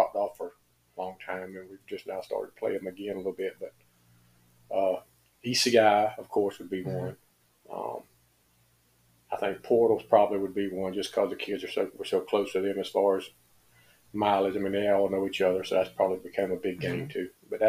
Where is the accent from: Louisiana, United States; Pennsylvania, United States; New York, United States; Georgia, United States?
Georgia, United States; Millen; also born or lived in Atlanta, Georgia; I was born in Atlanta, actually. And we moved back to Millen I was about 6 years old, and I've been there ever since.